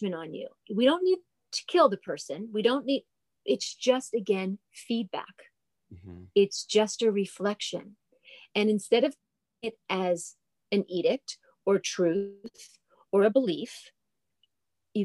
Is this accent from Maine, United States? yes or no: no; New Jersey, United States; I'm a girl from New Jersey. So an Italian girl from New Jersey.